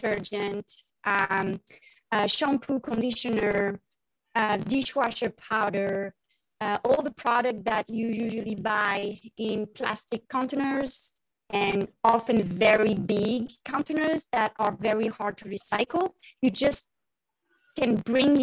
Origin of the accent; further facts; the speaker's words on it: Paris, Île-de-France, France; accent: French; English is a second language; moved away as an adult; now in Issaquah, United States; So as you can hear my beautiful French accent, I grew up in Paris, France.